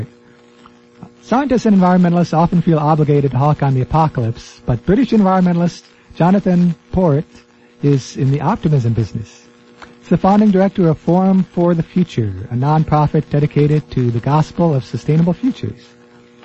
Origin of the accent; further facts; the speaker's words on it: United States; I'm an American